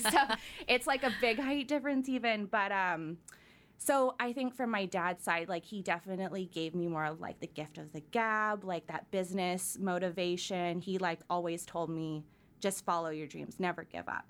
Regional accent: Surrey, British Columbia, Canada; I grew up in Surrey

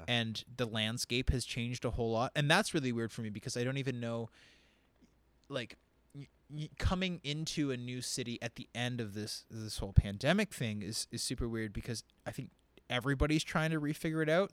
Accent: Windsor, Ontario, Canada; I'm from Windsor, Ontario

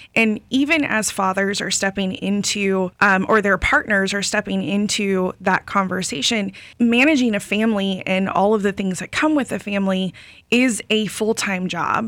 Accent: Lakeland, Florida, United States; I grew up in Lakeland

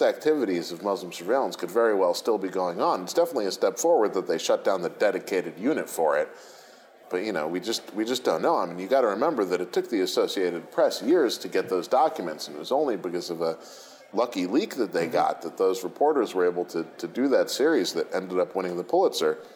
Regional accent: United States; I'm an American liberal

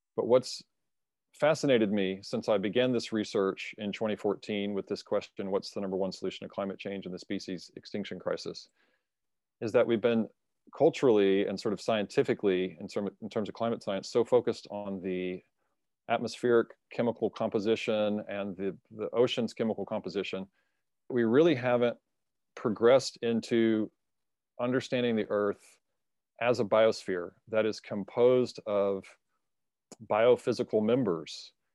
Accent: United States; as an American

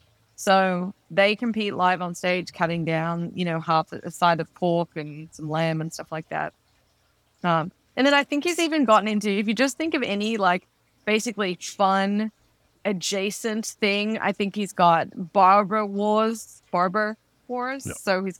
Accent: Melbourne, Victoria, Australia; I'm doing Melbourne just because that's my hometown, and so I get to visit family at the same time as going to Meatstock

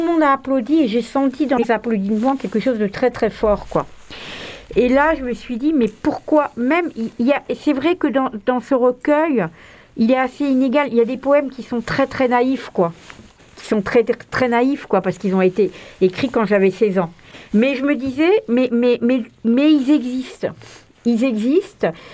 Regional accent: Marseille, Provence-Alpes-Côte d'Azur, France; en tant que Marseillais

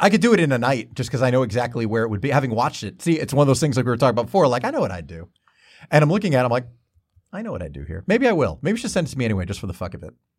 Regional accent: Lakewood, New Jersey, United States; I grew up in Lakewood, New Jersey

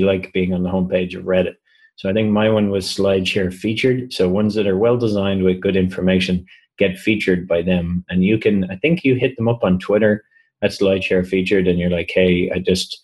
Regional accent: Ireland; I'm from Ireland

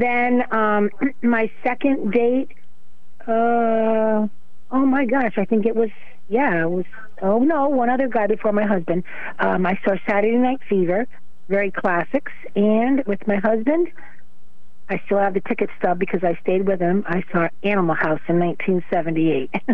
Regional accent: Waterford, Connecticut, United States; grew up in Waterford, but um, my family's from New London

